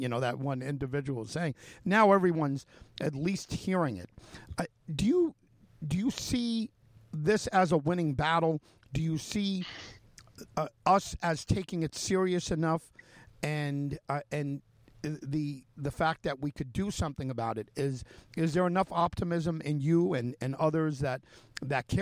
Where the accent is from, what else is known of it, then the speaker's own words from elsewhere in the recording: New York, United States; my home state is New York